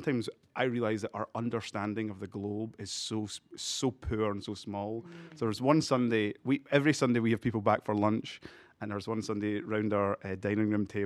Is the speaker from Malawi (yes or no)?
yes; Malawi; born there; And I was born in Africa, I was born in Malawi.